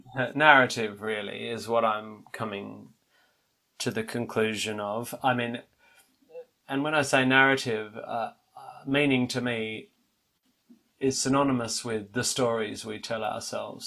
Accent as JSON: {"language": "English", "country": "Australia", "said": "for me as an Australian"}